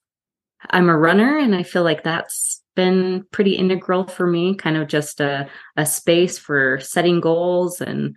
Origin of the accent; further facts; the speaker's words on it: Utah, United States; I grew up here in Utah